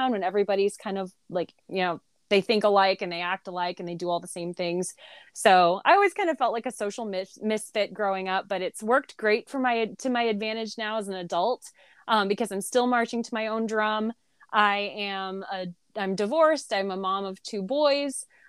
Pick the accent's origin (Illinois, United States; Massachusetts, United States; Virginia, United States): Illinois, United States; Southern; I grew up in a little bitty town in Southern Illinois. Whenever I tell people I'm from Illinois, I have to explain that it's closer to St. Louis, Missouri than it is Chicago, because a lot of people think Chicago. A little bitty rural town.